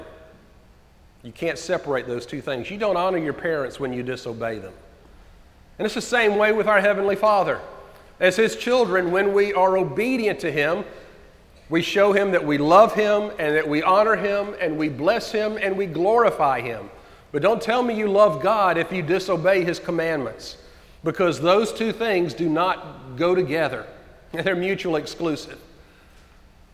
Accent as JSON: {"language": "English", "country": "United States", "said": "us as American Christians"}